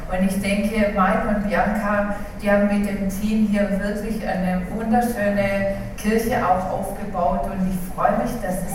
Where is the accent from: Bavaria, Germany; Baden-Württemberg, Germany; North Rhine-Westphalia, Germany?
Baden-Württemberg, Germany; Dettingen an der Erms; Mal wieder im Heimatländle. Wer weiß, ich komme aus Dettingen-Ernst eigentlich und ich freue mich immer, wenn ich hierher fahren kann.